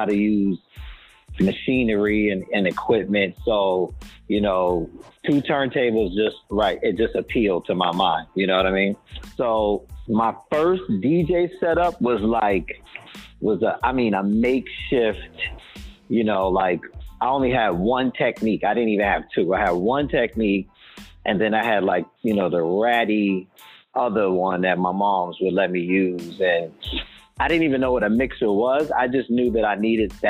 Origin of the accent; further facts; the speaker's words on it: New York, United States; now in Atlanta, United States; I'm presently in living in Atlanta, and I'm originally from New York.